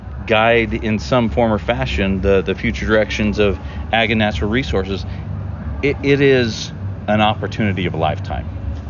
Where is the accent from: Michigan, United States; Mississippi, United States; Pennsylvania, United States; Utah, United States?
Utah, United States; I grew up in Southern Utah. My family has an agricultural base, but my dad actually worked in coal mines and we had a small hobby farm, if you will.